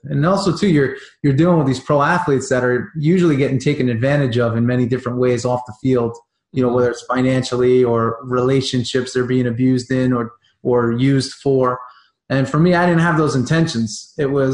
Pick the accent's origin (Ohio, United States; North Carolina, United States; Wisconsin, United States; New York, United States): New York, United States; growing up in New York around, you know, the Italian table